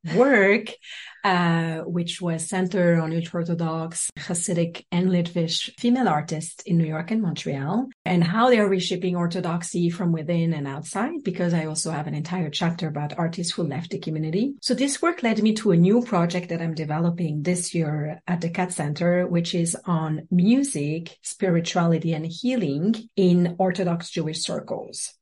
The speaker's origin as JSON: {"language": "English", "country": "French Guiana", "tie": "born or raised there", "also_born_or_lived": "south of France", "moved": "yes"}